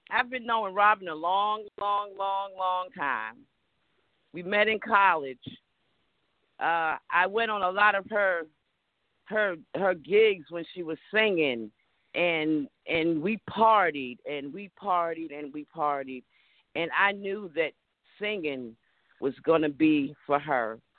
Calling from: Atlanta, Georgia, United States

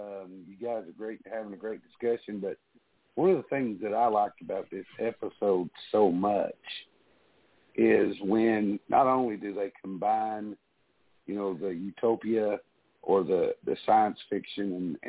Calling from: Tennessee, United States; I'm calling you from Tennessee.

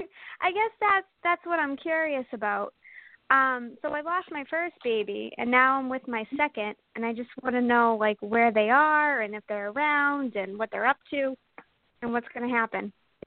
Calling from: Maryland, United States; I'm in Maryland.

